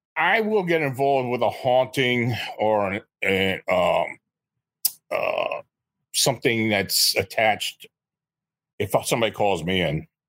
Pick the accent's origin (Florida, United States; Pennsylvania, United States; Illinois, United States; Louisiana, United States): Pennsylvania, United States; near Gettysburg; I was born and raised near Gettysburg